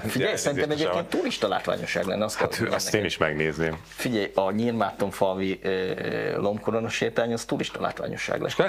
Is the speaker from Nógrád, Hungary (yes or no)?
no; Karcag, Jász-Nagykun-Szolnok, Hungary; born there; a szülőhelyem egyébként a karcagi kórházba születtem